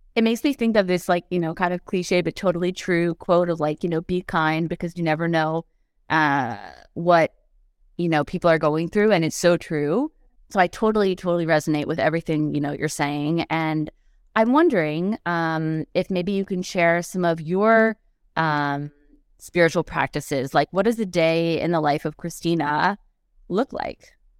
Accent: outside of New York, United States; moved away as an adult; also born or lived in Los Angeles, United States; now in Paris, France; I'm American, but I'm from right side of, outside of New York

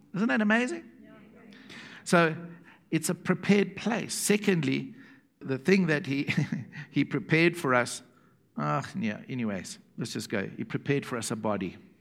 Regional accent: South Africa; from South Africa

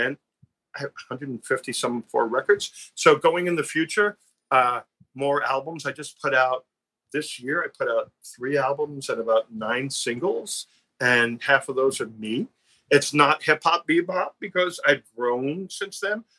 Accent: New York City, New York, United States; I'm from Brooklyn

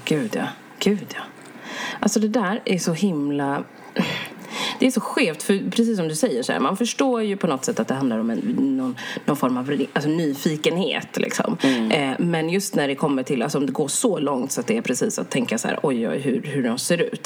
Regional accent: Sweden; jag är ju svensk

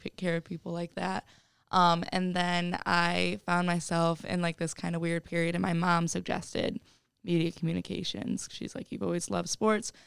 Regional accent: Oregon, Ohio, United States; I'm from Oregon, Ohio, which is right outside of Toledo. I actually lived at home all four years of college

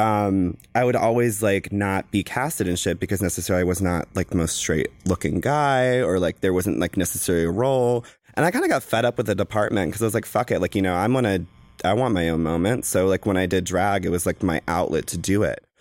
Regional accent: the South, United States; I am from the South.

